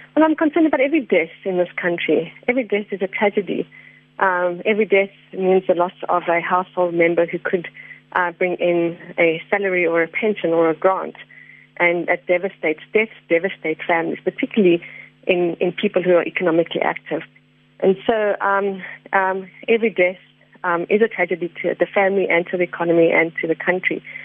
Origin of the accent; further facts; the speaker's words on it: South Africa; as South African citizens